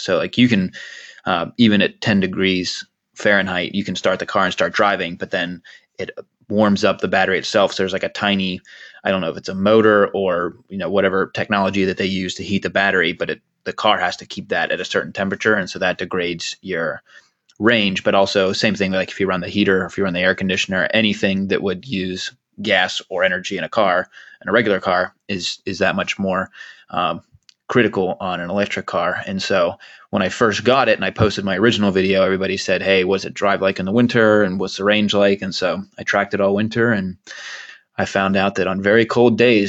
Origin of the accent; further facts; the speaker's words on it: Poughkeepsie, New York, United States; born there; and I was born in Poughkeepsie, New York, because my dad was, I don't think he was in engineering at IBM.